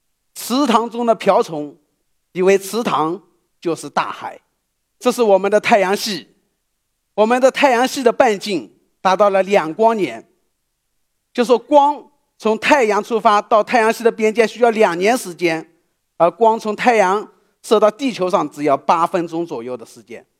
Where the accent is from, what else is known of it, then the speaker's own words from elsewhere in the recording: Shaoxing, Zhejiang, China; 一九七七年，我出生在浙江绍兴。